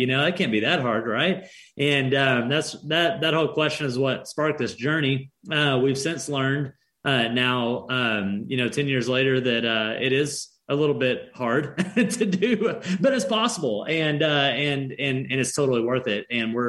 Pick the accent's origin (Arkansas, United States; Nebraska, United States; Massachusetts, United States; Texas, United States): Arkansas, United States; also born or lived in Southern California; We lived in Southern California for a time. We're both from Arkansas. That's where we're based out of now.